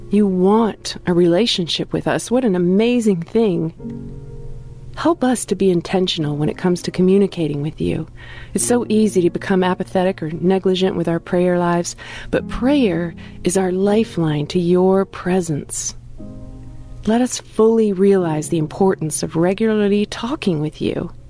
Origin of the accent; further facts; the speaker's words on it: Ohio, United States; now in Central Virginia, United States; I grew up in Northeast Ohio, and I now live in Central Virginia, making the distance between myself and my parents, grandparents, cousins, friends, etc., about an eight hour drive.